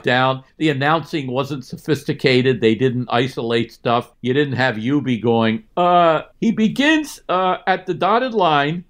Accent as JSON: {"language": "English", "area": "near Philadelphia", "region": "Pennsylvania", "country": "United States", "tie": "born or raised there", "said": "I grew up near Philly"}